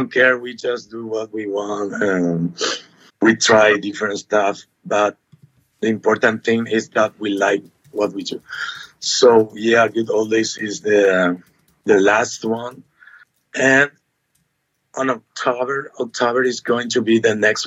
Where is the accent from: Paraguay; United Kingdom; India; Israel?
Paraguay; Asunción; So we are from Asunción, Paraguay